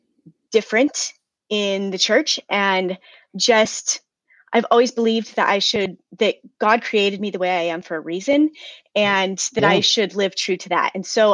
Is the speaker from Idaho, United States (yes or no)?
yes; Idaho, United States; also born or lived in Pennsylvania / Ohio / Maryland / Virginia; So I grew up mostly in Idaho, although I have lived a handful of places. I've lived in Pennsylvania, Ohio, Maryland, Virginia, Oklahoma, Belize, Colorado, and now I'm back in Idaho.